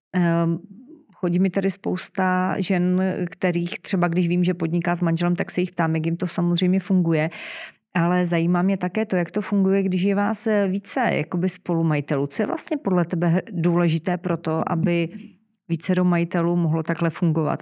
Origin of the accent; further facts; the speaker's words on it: Czechia; Jsme my Češi